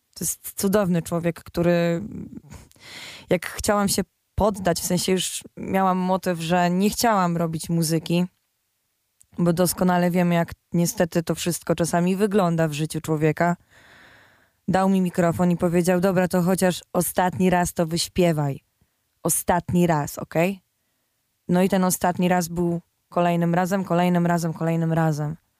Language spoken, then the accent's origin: Polish; Silesian Voivodeship, Poland; ja jestem ze Śląska